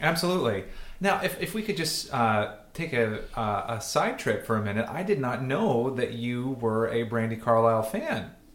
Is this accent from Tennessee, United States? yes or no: yes; Chattanooga, Tennessee, United States; I am from Southeast Tennessee, from Chattanooga